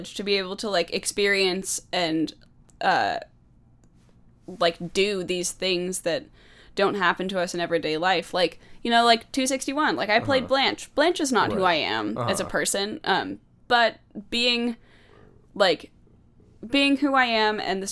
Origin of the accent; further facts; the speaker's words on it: Puyallup, Washington, United States; also born or lived in Tacoma, Washington / Germany; we moved back to Puyallup and lived, I think we've lived like four places